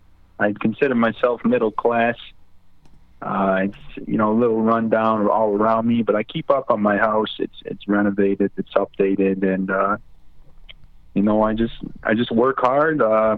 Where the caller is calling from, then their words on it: Lewisdale, United States; I'm calling from the west side of Lewisdale.